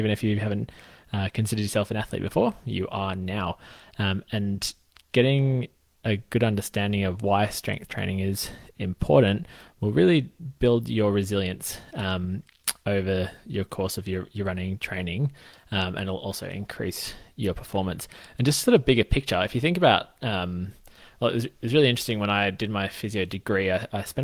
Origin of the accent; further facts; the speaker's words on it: Australia; I'm a physio from Australia